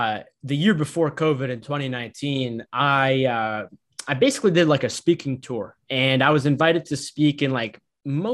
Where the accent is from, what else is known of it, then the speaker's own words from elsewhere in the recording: Boston, Massachusetts, United States; I'm a son of immigrants from Egypt. I grew up on the East Coast in Massachusetts, Boston